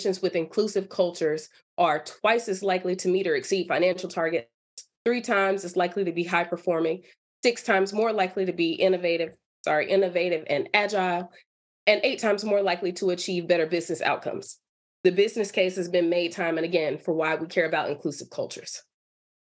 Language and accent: English; Durham, North Carolina, United States; moved away as an adult; also born or lived in Michigan; I'm from North Carolina. I'm from Durham, so I am local.